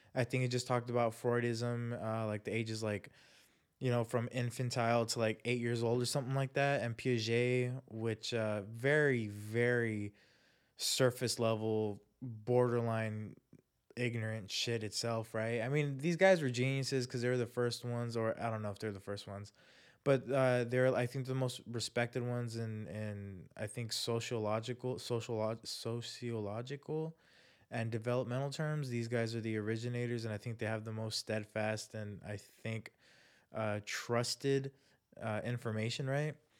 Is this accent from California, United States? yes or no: yes; Chula Vista, California, United States; People that I knew growing up, people from my hometown, Chula Vista